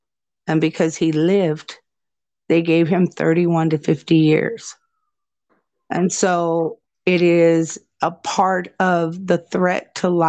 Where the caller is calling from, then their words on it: Nebraska, United States; especially where I'm speaking to you from, I'm speaking from Nebraska